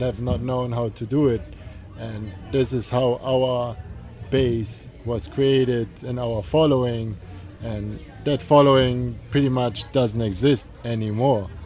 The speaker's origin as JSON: {"language": "English", "country": "Germany", "moved": "yes", "lives_now": "New York, United States", "said": "we're from Germany."}